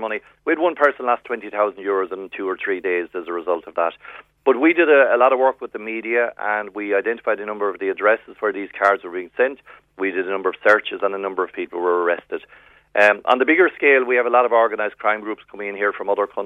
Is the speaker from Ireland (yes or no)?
yes; West Cork, Munster, Ireland; now in Dublin, Ireland; I'm from West Cork, born and reared, so I'll always be from West Cork